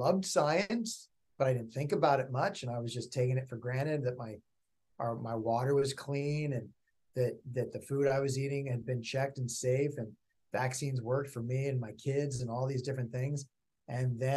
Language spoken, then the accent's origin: English; Berkeley, California, United States; also born or lived in upstate New York; now in Los Angeles, United States; I grew up in Berkeley, California